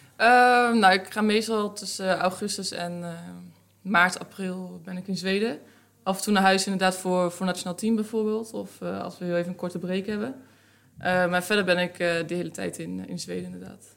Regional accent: Netherlands; Nederland is toch waar ik vandaan kom

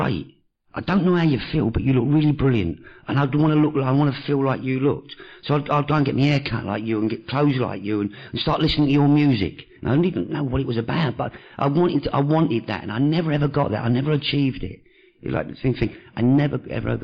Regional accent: London, United Kingdom; I was born in Hackney with an Italian father, a French mother, and brought up by Jewish people

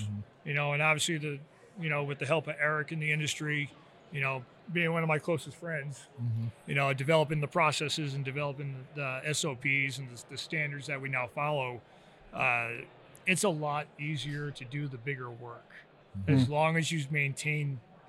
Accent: Rhode Island, United States; You know, growing up in Rhode Island, a really small state, you know, not much to do.

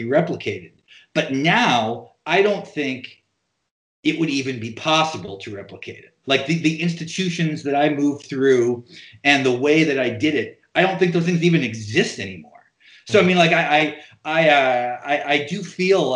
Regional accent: North Dakota, United States; also born or lived in New York; now in Portland, United States; growing up in North Dakota, I assumed the difference between life in rural North Dakota and life in New York

